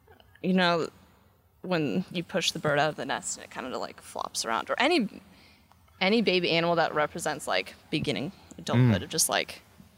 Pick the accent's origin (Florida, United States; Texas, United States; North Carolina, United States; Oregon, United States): Oregon, United States; Boring; moved away as an adult; now in Australia; I'm from Oregon, and I was explaining earlier that the city I was born and raised in is actually called Boring.